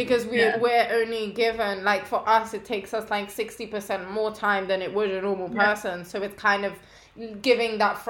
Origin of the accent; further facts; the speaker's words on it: London, United Kingdom; also born or lived in Paris; I moved back to London and then I went to a French school